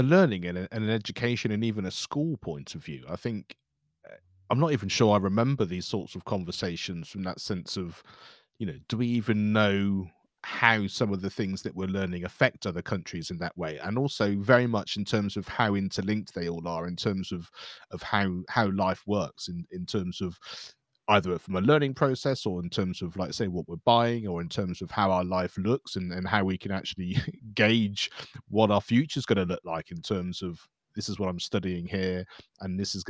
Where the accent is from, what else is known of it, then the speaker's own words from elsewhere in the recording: South West England, United Kingdom; I grew up in the West Country here in England, you know, and it was very much a mining town.